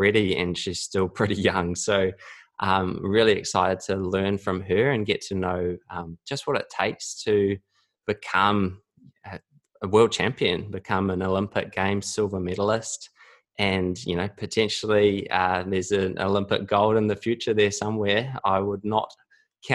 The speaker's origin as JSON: {"language": "English", "country": "New Zealand", "tie": "born or raised there", "said": "when I was growing up in New Zealand"}